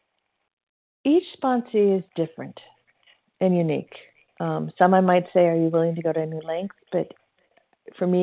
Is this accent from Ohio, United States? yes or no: no; Indiana, United States; now in California, United States; I'm actually from Indiana too. I'm a California girl, but I'm from Indiana. So Hoosier.